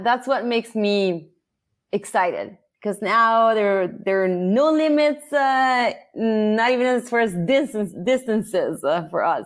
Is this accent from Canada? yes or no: no; Italy; English is a second language; moved away as an adult; also born or lived in Philadelphia, United States (mother's birthplace); now in United States; I was born and raised in Italy